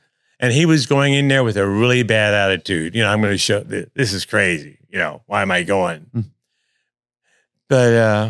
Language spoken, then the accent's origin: English; Providence, Rhode Island, United States; born there; Well, I started out as a child. Yeah, I was born in actually Providence, Rhode Island.